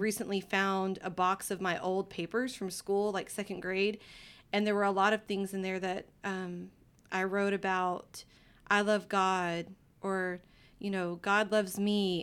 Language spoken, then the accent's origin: English; Livingston, Texas, United States; I grew up in Livingston, Texas, and it's a small town in East Texas